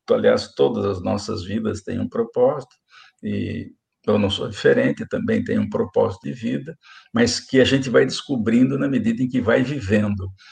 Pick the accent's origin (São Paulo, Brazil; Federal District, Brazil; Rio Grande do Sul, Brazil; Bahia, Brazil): São Paulo, Brazil; Araraquara; born or raised there